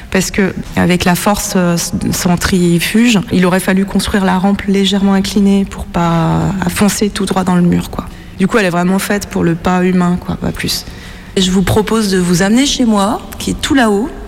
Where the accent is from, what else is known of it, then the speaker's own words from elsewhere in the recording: Saint-Étienne, Auvergne-Rhône-Alpes, France; born there; je suis née à Saint-Étienne et j'en ai entendu parler pour la première fois, je devais avoir 30 ans.